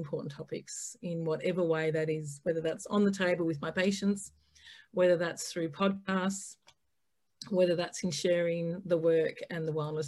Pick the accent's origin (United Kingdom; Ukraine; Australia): Australia; I am actually an Aussie, so I would actually say g'day mate as well.